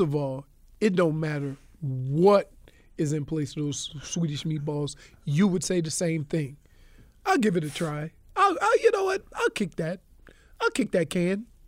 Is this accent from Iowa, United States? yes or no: no; Louisiana, United States; I'm from Louisiana